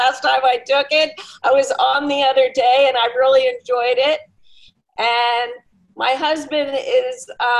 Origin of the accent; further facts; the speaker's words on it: Maryland, United States; also born or lived in Jerusalem, Israel; …, and we're from Maryland in the United States. We have an apartment in Shari Chesed, but we are, right now we're quarantined here in Potomac, Maryland.